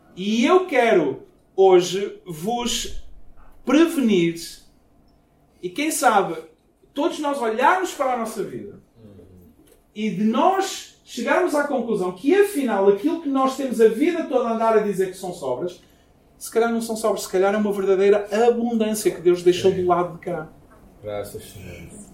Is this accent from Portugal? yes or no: yes; Portugal; moved away as an adult; Quando eu saí de Portugal, eu namorava uma jovem e a gente estava basicamente noivos. E a ideia era eu ficar dois anos fora de Portugal, voltar, casar